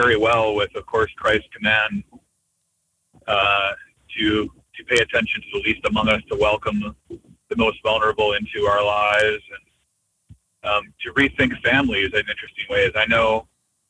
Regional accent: United States; I'm so American, so Western in how everything needs to be on time

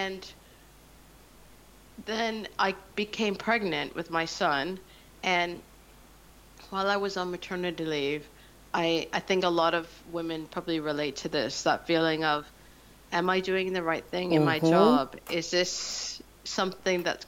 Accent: Canada; moved away as an adult; now in London, United Kingdom; I'm Canadian, so I'd lived in London for about 5 years at that point

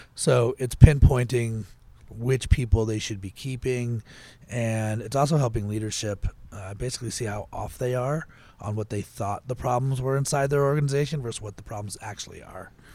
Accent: Potomac, Maryland, United States; I grew up in Potomac, Maryland, not a, not a terrible place to grow up

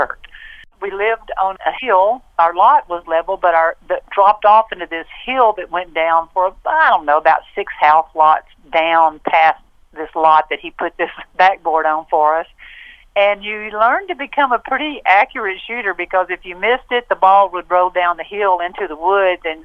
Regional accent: Waco, Texas, United States; also born or lived in Robinson, Texas; I was born and I grew up in Waco

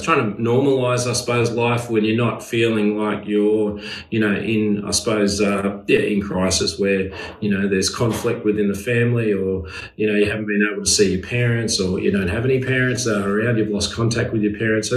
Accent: Wagga Wagga, New South Wales, Australia; moved away as an adult; now in Sutherland Shire, Australia; And live in the Shire. Been here for 20 years, originally from Wagga Wagga, so from a country boy

